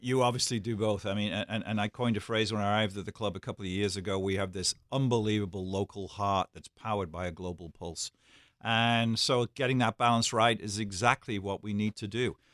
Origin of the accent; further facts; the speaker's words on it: Liverpool, North West England, United Kingdom; being born and bred in Liverpool as I am